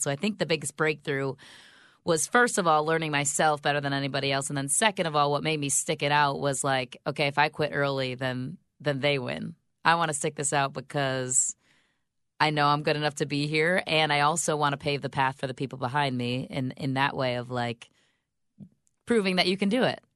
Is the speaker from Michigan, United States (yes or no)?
yes; Grand Rapids, Michigan, United States; moved away as an adult; also born or lived in Secaucus, New Jersey; now in Chicago, United States; I'm from Grand Rapids, Michigan